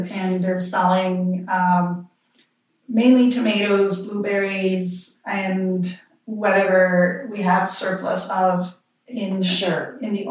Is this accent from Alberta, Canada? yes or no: no; Quebec, Canada; accent: French Canadian; moved away as an adult; now in Vancouver Island, Canada; I'm from Quebec. I'm sure you can tell with my accent.